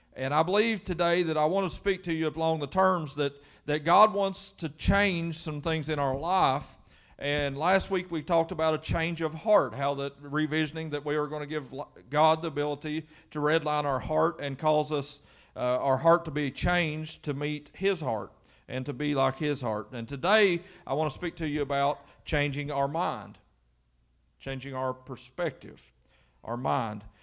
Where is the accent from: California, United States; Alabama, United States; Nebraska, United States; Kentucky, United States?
Kentucky, United States; Quincy; growing up in Quincy, Kentucky